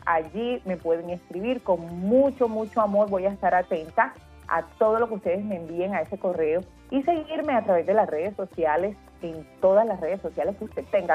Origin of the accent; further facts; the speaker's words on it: Colombian Caribbean coast, Colombia; nuestro estilo como costeños